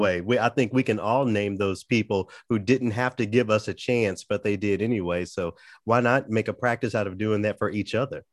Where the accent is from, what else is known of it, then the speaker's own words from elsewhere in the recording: Memphis, Tennessee, United States; also born or lived in Los Angeles; now in Minnesota, United States; I grew up down south in Memphis